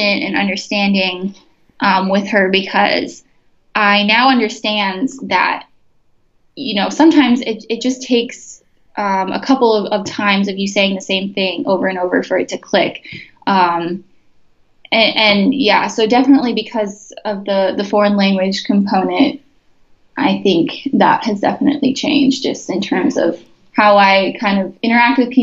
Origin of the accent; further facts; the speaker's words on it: Chicago, Illinois, United States; moved away as an adult; also born or lived in Bloomington, Indiana; I'm from Chicago, so a lot of my applications are back in the city just because that's where my family is